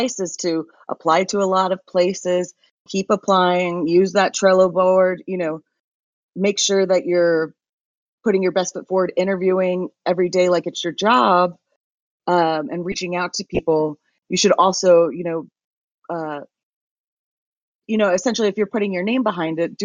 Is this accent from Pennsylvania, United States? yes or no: no; Texas, United States; we're from Texas